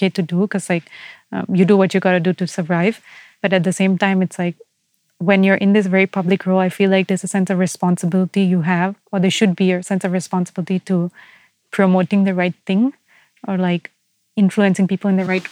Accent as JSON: {"language": "English", "country": "Singapore", "said": "I see myself as Singaporean"}